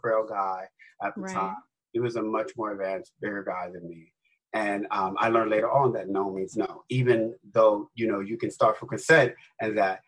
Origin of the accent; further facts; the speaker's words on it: New York City, New York, United States; I was born and raised in the South Bronx